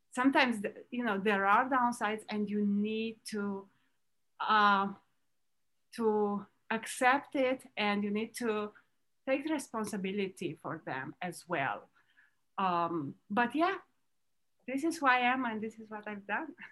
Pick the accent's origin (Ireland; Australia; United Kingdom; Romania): Romania; now in Florida, United States; I was born in Romania